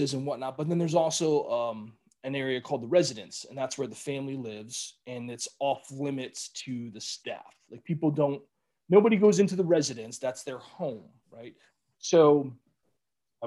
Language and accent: English; Cleveland, Ohio, United States; moved away; growing up in Cleveland